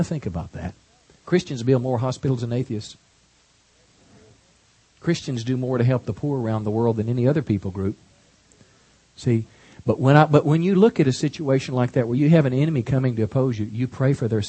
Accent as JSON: {"language": "English", "region": "Texas", "country": "United States", "said": "as a Texan here"}